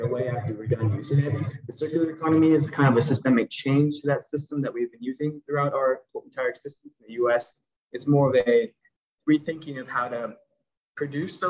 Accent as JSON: {"language": "English", "town": "Houston", "region": "Texas", "country": "United States", "moved": "yes", "lives_now": "Chicago, United States", "said": "I'm from Houston, Texas"}